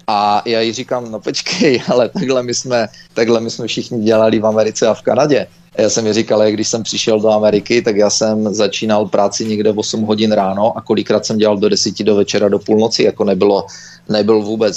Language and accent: Czech; Czechia; moved away as an adult; also born or lived in United States; now in Canada; když jsem byl mladý v Čechách